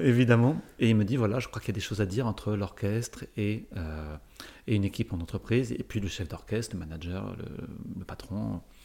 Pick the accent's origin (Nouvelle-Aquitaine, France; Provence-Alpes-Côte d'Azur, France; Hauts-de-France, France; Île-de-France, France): Île-de-France, France; Paris; je suis, né, euh, je suis né à Paris, ou à peu près.